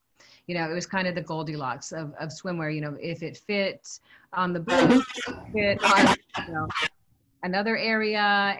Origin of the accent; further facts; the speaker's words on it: California, United States; now in Hawaii, United States; I'm from Southern California. I've lived here in Hawaii my whole life.